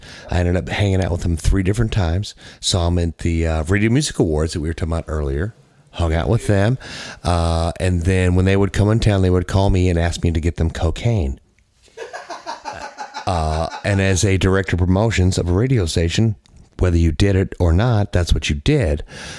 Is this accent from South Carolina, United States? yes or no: yes; Myrtle Beach, South Carolina, United States; I grew up in Myrtle Beach.